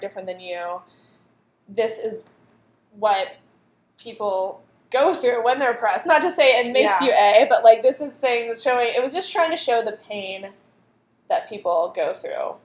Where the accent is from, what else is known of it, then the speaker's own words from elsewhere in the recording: Clarion, Pennsylvania, United States; Clarion, Pennsylvania, shout out to my hometown